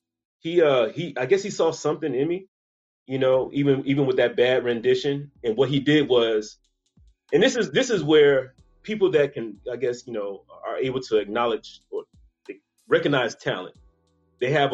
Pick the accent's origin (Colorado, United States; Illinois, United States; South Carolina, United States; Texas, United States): South Carolina, United States; Charleston; accent: Geechee/Gullah; now in Atlanta, United States; I'm originally from Charleston, South Carolina. That's home.